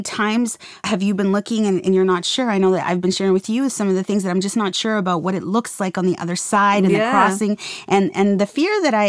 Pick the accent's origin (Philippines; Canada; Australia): Canada; Saskatoon, Saskatchewan; I grew up in Saskatoon, Saskatchewan.